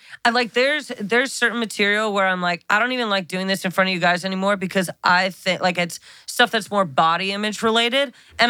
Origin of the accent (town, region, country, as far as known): Connecticut, United States; moved away